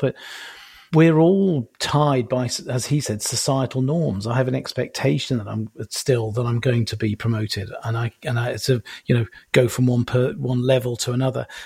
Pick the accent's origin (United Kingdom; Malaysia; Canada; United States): United Kingdom; being British